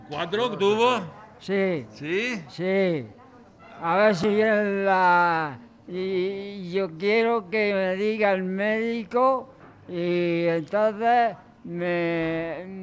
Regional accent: Bullas, Region of Murcia, Spain; nosotros decimos en Bullas, en mi pueblo, está hecho un tirilla

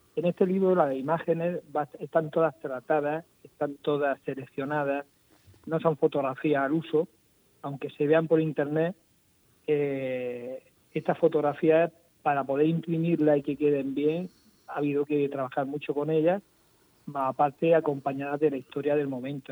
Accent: Region of Murcia, Spain; como un murciano más

